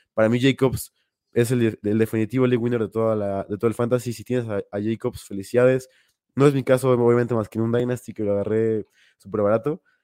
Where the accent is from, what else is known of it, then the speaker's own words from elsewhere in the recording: Mexico; como buen mexicano